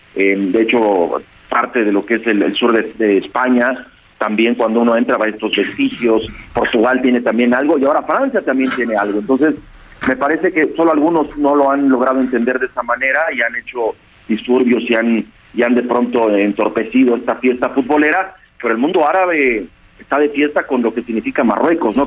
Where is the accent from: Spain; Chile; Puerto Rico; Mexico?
Mexico; nosotros como, como mexicanos